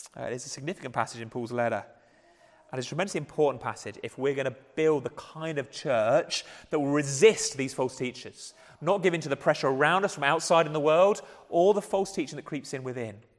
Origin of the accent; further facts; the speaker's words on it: England, United Kingdom; we're English